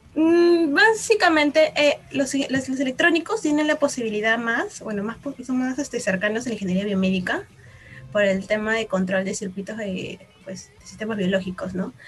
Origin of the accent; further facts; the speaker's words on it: Peru; Todos somos peruanas de la católica